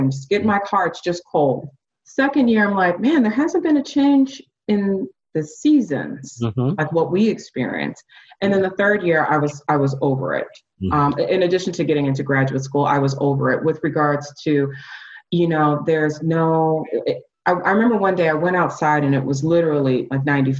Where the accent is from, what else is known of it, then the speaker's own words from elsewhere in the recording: Ann Arbor, Michigan, United States; now in Atlanta, United States; I grew up in Ann Arbor, Michigan, born and raised Ann Arbor, Michigan. And you know, I felt that way before I moved to Atlanta.